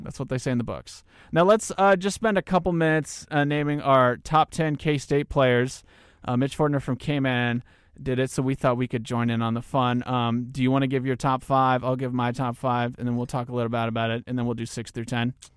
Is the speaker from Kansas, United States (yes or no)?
yes; Newton, Kansas, United States; a proud representative of my hometown of Newton, Kansas.